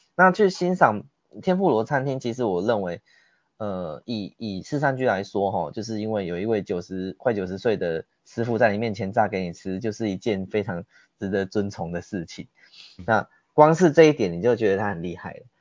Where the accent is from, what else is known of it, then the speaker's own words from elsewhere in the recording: Taiwan; 我们是台湾来的